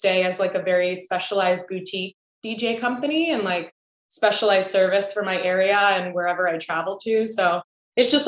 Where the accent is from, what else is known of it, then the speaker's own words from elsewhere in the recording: Chesapeake, Virginia, United States; I'm from Chesapeake, which is like right next to Virginia Beach.